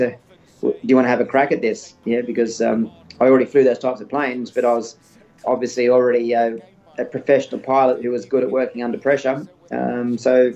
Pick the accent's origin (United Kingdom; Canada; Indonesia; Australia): Australia; moved away as an adult; also born or lived in United States; a bit over a year and a half before I went back home to Australia